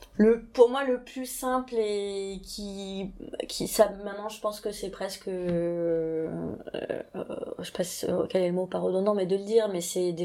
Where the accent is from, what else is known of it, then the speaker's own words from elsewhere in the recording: Toulouse, Occitania, France; je suis toulousaine